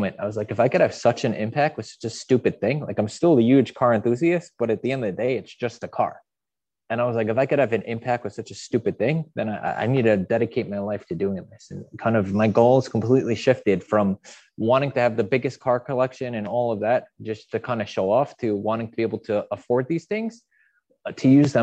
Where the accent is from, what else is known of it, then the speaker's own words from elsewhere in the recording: Long Island, New York, United States; I grew up in Long Island, which is a very affluent area